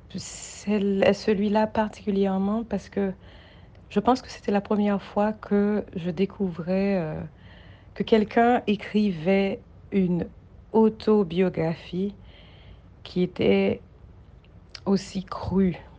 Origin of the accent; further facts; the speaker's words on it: Haiti; j'ai grandi en Haïti